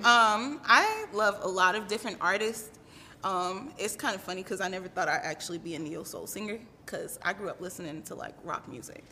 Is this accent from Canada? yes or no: no; New York, United States; moved away as an adult; now in South Carolina, United States; I was raised in New York. I'm my family moved me down there when I was one